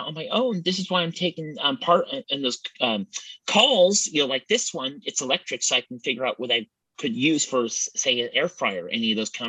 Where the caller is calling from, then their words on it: Templeton, California, United States; Good, and I come to you from Templeton, California.